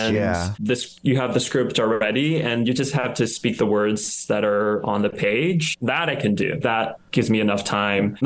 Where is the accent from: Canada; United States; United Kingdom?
United States; also born or lived in Thailand; I grew up in the States